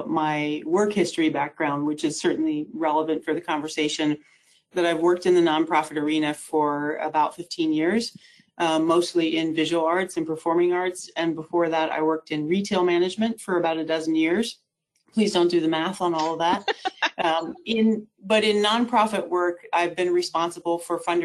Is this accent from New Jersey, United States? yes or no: no; Alaska, United States; born or raised there